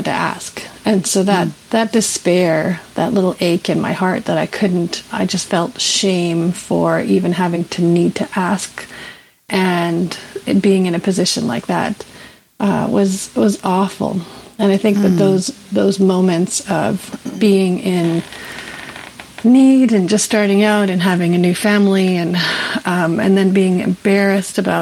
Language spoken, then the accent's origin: English; Canada; I'm from the beautiful village of Nutley Watten